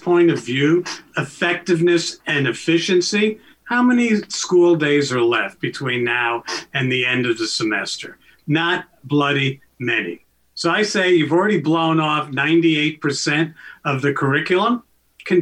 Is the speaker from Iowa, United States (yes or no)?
no; New York City, New York, United States; now in Canada; I grew up in New York City